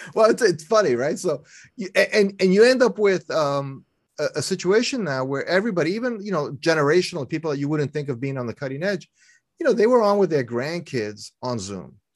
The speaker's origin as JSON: {"language": "English", "town": "New York City", "region": "New York", "country": "United States", "tie": "born or raised there", "also_born_or_lived": "Philadelphia area", "moved": "as an adult", "lives_now": "Philadelphia, United States", "said": "I was born and raised in New York City"}